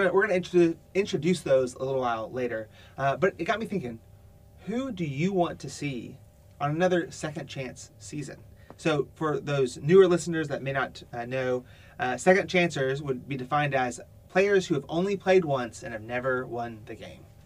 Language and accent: English; Alabama, United States; I'm from Alabama